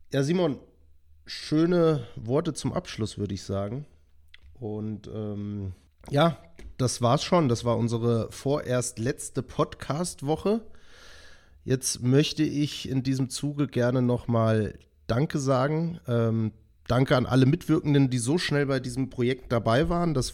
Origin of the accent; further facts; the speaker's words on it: Hesse, Germany; now in Kempten, Germany; Also ich habe wohne seit ja, jetzt sechseinhalb Jahren in Kempten im Allgäu. Ich bin ja eigentlich ursprünglich aus Nordhessen und habe schon in halb Deutschland gefühlt gelebt.